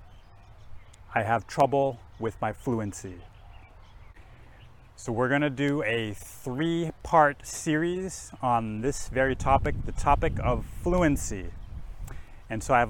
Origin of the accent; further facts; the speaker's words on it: Minneapolis, Minnesota, United States; first language English; moved away as an adult; also born or lived in Japan; I grew up in Minnesota in the United States, and I grew up speaking English as my first language